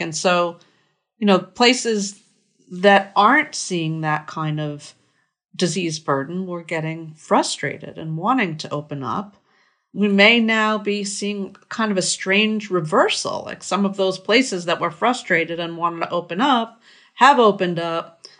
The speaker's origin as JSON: {"language": "English", "town": "Merrick", "region": "New York", "country": "United States", "tie": "born or raised there", "moved": "yes", "said": "my hometown, I grew up in Merrick, New York"}